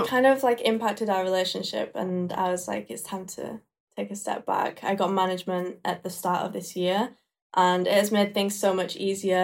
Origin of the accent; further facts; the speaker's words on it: Leeds, Yorkshire and the Humber, United Kingdom; British, born and raised in Leeds, Yorkshire